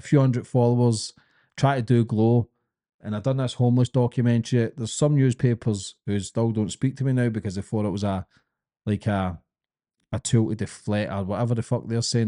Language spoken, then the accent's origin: English; Glasgow, Scotland, United Kingdom; accent: Scottish, thick; I'm a kid from Glasgow